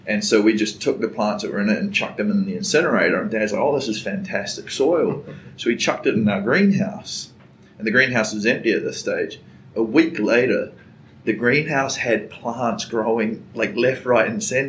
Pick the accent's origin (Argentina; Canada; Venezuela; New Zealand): New Zealand; moved away as an adult; also born or lived in Wellington / Dunedin / Brisbane / Chicago; now in Chattanooga, United States; I was born and raised in New Zealand